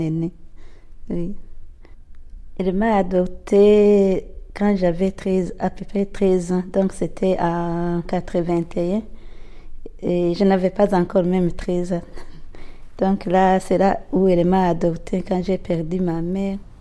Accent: Burundi; je suis burundaise

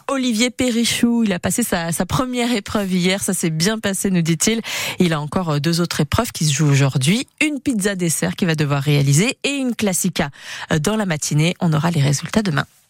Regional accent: Basque Country, Nouvelle-Aquitaine, France; Chez nous, au Pays Basque

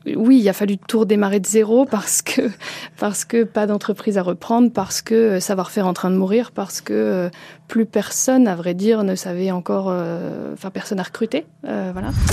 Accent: Lille, Hauts-de-France, France; moved away; je suis originaire du Nord, hein, je suis née à Lille

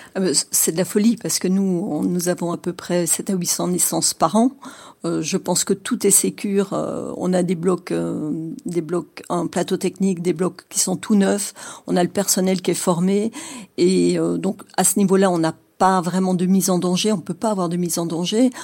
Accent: Dordogne, Nouvelle-Aquitaine, France; dans des campagnes comme chez nous en Dordogne

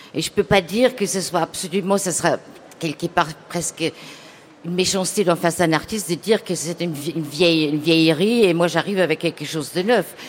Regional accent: Germany; moved away; je viens d'Allemagne

